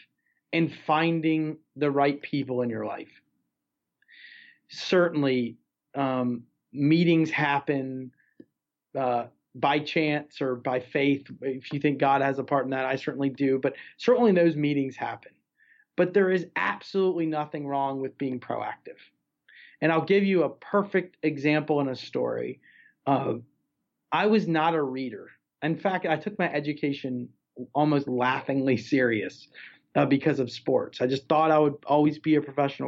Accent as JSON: {"language": "English", "country": "United States", "tie": "born or raised there", "said": "I didn't choose growing up in America or being American"}